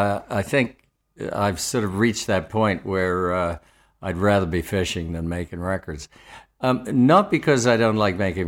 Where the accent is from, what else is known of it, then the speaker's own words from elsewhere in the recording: Australia; I'm not a fan of either country, so obviously I'm Australian.